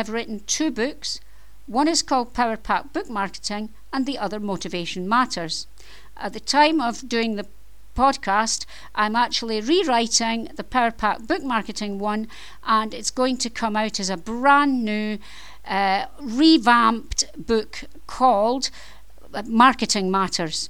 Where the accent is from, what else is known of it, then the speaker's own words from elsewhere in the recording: Scotland, United Kingdom; I am Scottish. You may have noticed from my accent, but hey, I live in Scotland and I'm Scottish